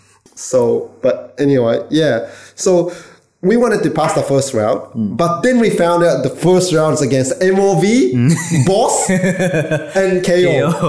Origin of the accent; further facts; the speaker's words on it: Australia; Yeah, so I was allowed to play {S2} on the, {S3} as Australian.